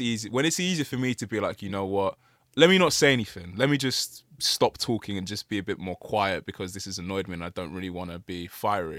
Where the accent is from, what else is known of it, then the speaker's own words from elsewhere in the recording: Nigeria; we're Nigerian